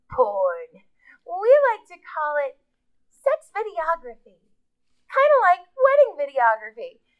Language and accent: English; Los Angeles, California, United States